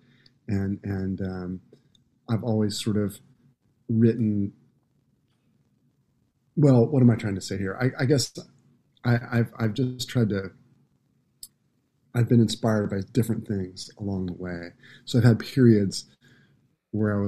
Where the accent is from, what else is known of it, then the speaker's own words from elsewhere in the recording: Santa Cruz, California, United States; the musical DNA that I grew up with in Santa Cruz, California was pretty broad